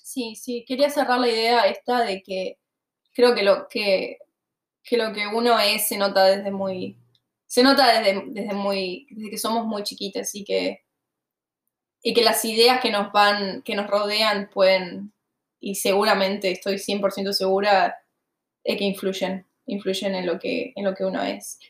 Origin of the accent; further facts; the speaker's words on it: Argentina; moved away as an adult; yo me fui de Argentina en 2017